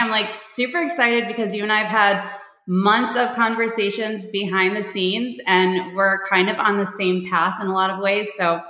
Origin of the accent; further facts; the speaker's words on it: Michigan, United States; also born or lived in Panama; now in Texas, United States; I'm originally from Michigan. I've moved all over the place. I live in Texas now. I moved here from Panama.